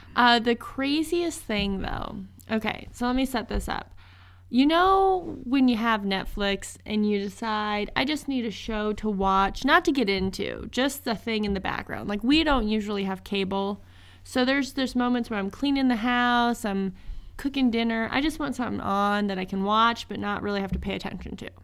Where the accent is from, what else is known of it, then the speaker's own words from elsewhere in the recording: Northeast Nebraska, United States; I am from Northeast Nebraska, right on the border of Iowa